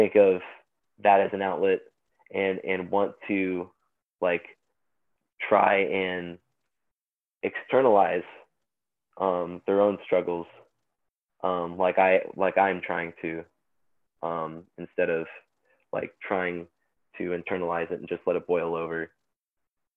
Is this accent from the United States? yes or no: yes; Springfield, Illinois, United States; I was born and raised in Springfield, Illinois, and I still live here.